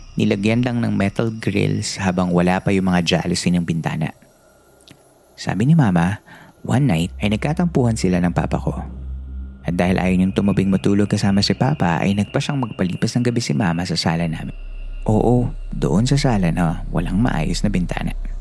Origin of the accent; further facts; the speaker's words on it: Central Luzon, Philippines; Batang 90s ako at lumaki ako sa Bulacan sa isang barangay na kung tawagin ay San Gabriel